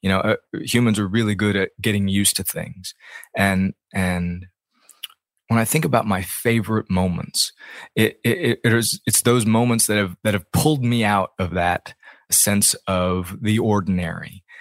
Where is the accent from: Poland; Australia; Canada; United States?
United States; Ames, Iowa; I grew up in Ames, Iowa